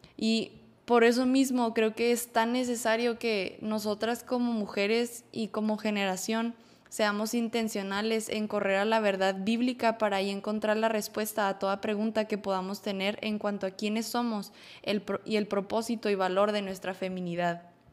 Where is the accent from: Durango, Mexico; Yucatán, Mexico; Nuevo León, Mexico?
Nuevo León, Mexico; Monterrey; soy de Monterrey, Nuevo León.